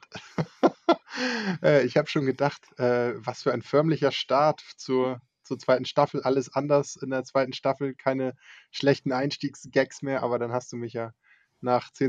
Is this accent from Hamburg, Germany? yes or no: yes; Hamburg, Germany; dass man das als Hamburger sagt